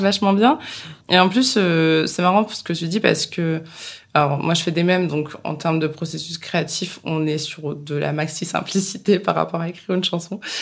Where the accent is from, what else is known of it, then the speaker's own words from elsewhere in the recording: Bourges, Centre-Val de Loire, France; Alors moi, je viens de Bourges, j'ai fait le printemps de Bourges, euh, j'ai 30 ans